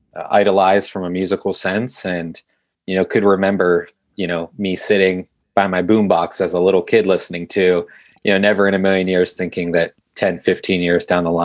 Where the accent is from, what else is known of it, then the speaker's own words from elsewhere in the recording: Youngstown, Ohio, United States; growing up in Youngstown